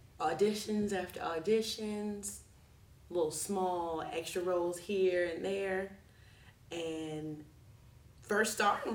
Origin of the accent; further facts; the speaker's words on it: Pensacola, Florida, United States; I'm from Pensacola, Florida